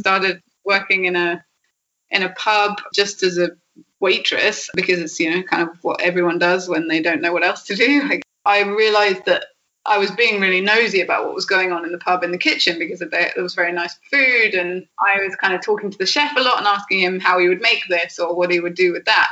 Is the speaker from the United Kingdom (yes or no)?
yes; Devon, South West England, United Kingdom; born or raised there; moved away as an adult; also born or lived in London; now in Sardinia, Italy